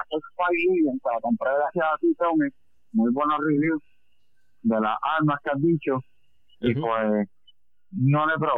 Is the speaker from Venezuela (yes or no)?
no; Patillas, Puerto Rico; yo soy de Patilla